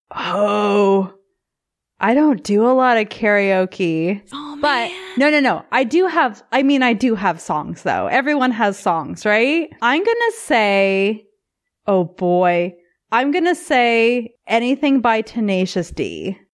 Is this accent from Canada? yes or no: yes; Canada; also born or lived in Vancouver; as a Canadian